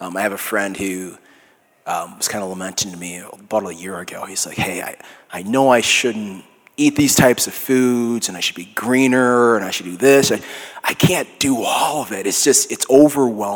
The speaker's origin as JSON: {"language": "English", "region": "Minnesota", "country": "United States", "accent": "Minnesota", "said": "my Minnesota accent"}